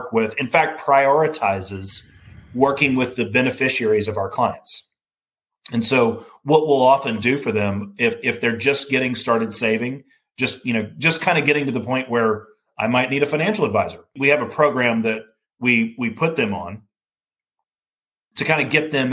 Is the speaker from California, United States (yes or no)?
no; Alabama, United States; I grew up in Alabama